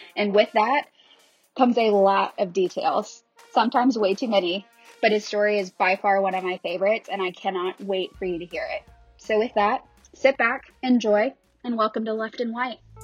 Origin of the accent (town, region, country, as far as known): Baton Rouge, Louisiana, United States